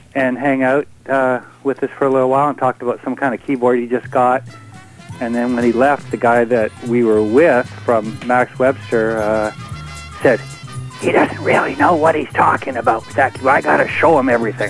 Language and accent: English; Toronto, Ontario, Canada; moved away; I am from Toronto, more or less